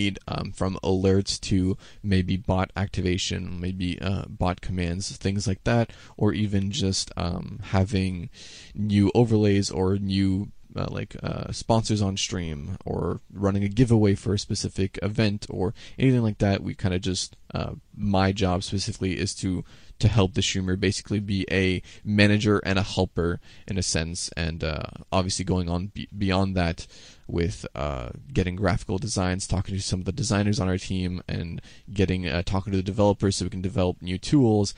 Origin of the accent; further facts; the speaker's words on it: Canada; I'm Canadian.